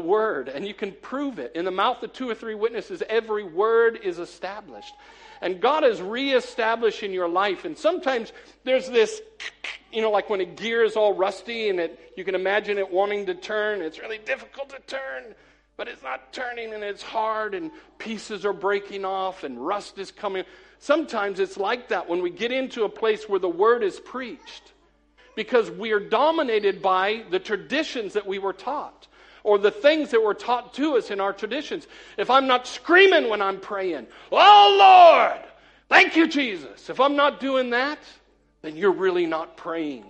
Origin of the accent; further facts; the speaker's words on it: United States; moved away as an adult; now in Cheadle Hulme, United Kingdom; I'm an American